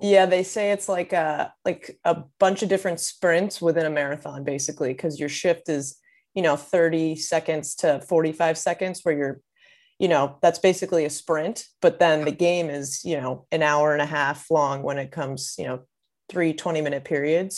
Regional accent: Maryland, United States; I'm from Maryland. That's where I grew up

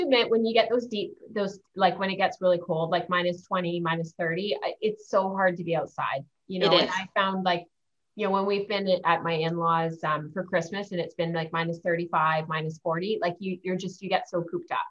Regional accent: Ontario, Canada; from Ontario. And one of the things, and I'm originally from up north.

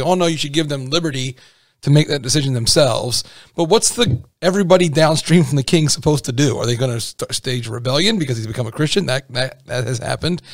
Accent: United States; I'm really American

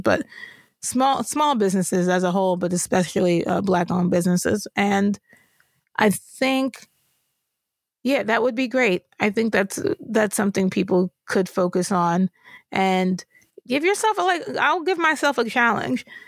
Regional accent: New York, United States; I grew up in New York

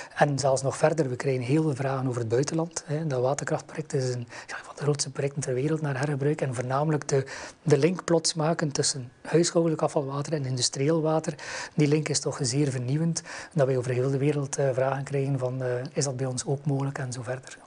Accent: West Flanders, Belgium; ik kom uit West-Vlaanderen, hoort dat waarschijnlijk wel

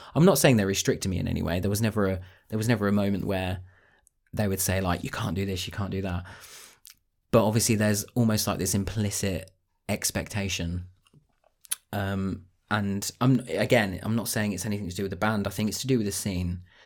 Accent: Northampton, East Midlands, United Kingdom; moved away as an adult; now in Cambridgeshire, United Kingdom; I'm from Northampton originally

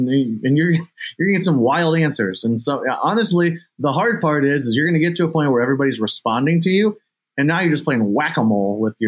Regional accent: Ohio, United States; I'm in my hometown.

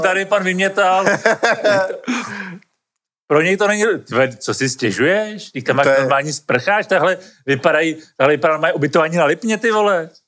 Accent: Czechia; my Češi

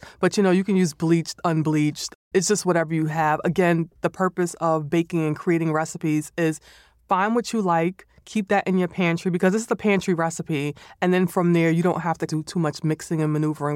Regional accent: New York City, New York, United States; my recipe style is more or less growing up in the Bronx

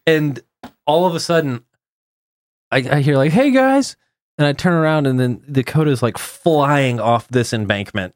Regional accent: Texas, United States; I'm coming from Texas

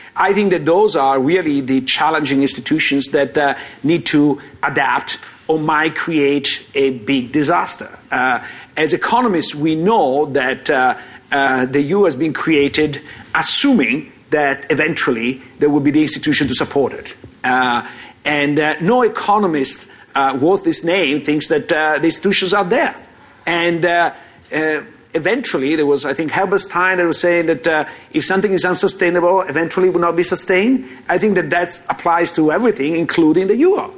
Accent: Italy; I come from Italy

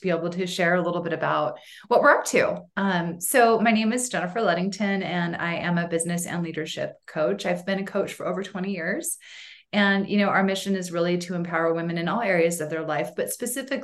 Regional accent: Boise, Idaho, United States; now in Sun Valley, United States; Boise is really my home

